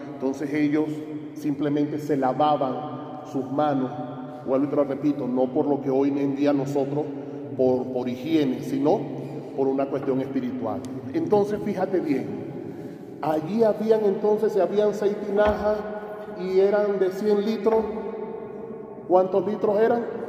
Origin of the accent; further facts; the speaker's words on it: Venezuela; moved away; allá en mi país, la Virgen patrona de Venezuela es la Virgen de Coromoto